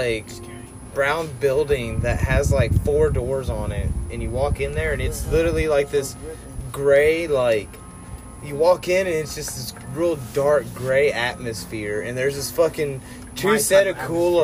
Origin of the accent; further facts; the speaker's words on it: United States; We're from America